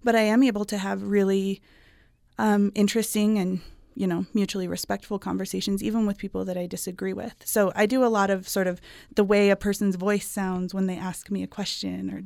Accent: Salt Lake Valley, Utah, United States; I grew up in the Salt Lake Valley

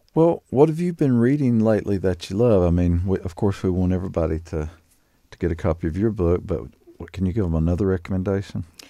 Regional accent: Laurel Lake, Kentucky, United States; I grew up very near Laurel Lake

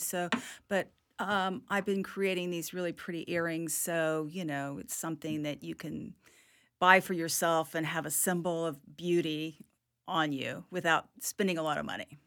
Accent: Hawaii, United States; now in Tallahassee, United States; my life growing up in Hawaii

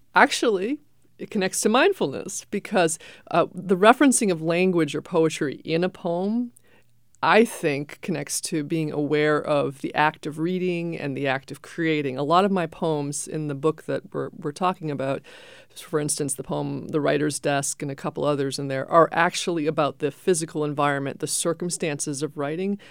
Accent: Maine, United States; now in New Hampshire, United States; I grew up in Maine

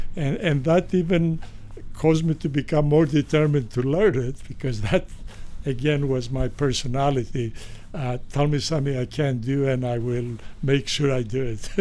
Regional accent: Greece; moved away; I was born in Greece

